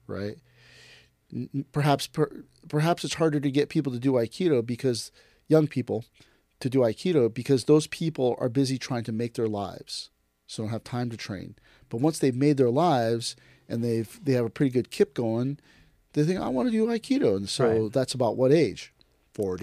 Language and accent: English; United States; I am Japanese American